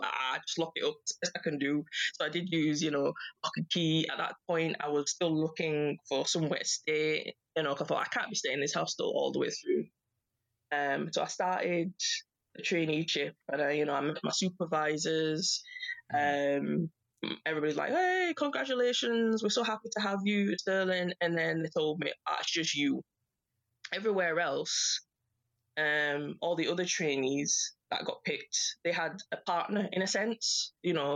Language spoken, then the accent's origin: English; Yorkshire and the Humber, United Kingdom; I'm from Yorkshire. That's where I was born and raised